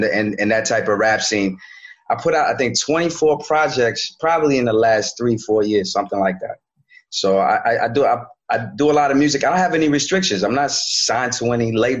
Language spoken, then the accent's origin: English; Washington, District of Columbia, United States; moved away as an adult; also born or lived in Paris, France / Maryland; now in Brooklyn, United States; immigrant family, we grew up around D.C. I lived in D.C., Montgomery County, Prince George County